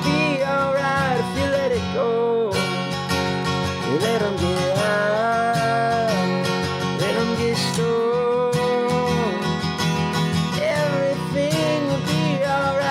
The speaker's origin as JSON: {"language": "English", "town": "Philadelphia", "region": "Pennsylvania", "country": "United States", "tie": "born or raised there", "said": "I grew up in Philly"}